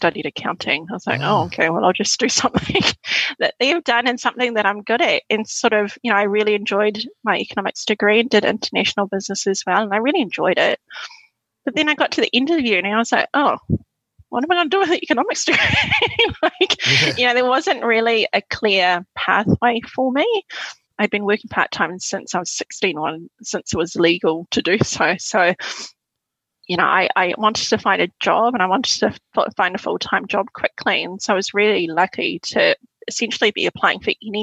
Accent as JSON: {"language": "English", "region": "Auckland", "country": "New Zealand", "tie": "born or raised there", "also_born_or_lived": "Suva, Fiji", "said": "growing up in West Auckland's a pretty diverse place"}